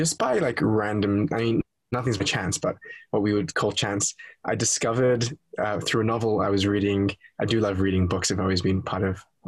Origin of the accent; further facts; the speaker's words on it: Sydney, New South Wales, Australia; I am Australian. I was born in Sydney, Australia, to a Orthodox Jewish family